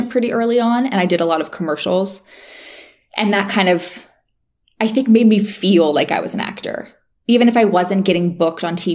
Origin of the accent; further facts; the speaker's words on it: West Virginia, United States; moved away as an adult; also born or lived in Miami / Los Angeles; now in Nashville, United States; I'm from West Virginia and I moved to Miami to work in marketing